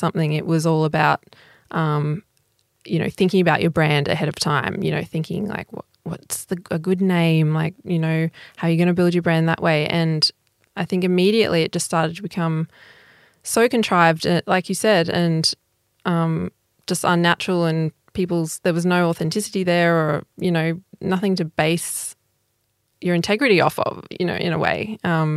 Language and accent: English; Toowoomba, Queensland, Australia; I grew up in Toowoomba in Queensland.